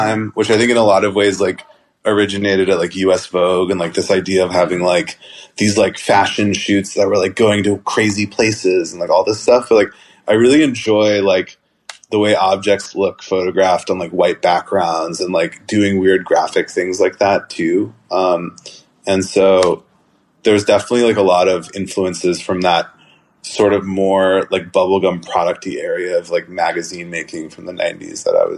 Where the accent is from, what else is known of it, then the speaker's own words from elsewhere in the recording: Atlanta, Georgia, United States; As someone growing up in Atlanta, you know, like, and so I think it's like kind of like, I don't know, it came out like really well.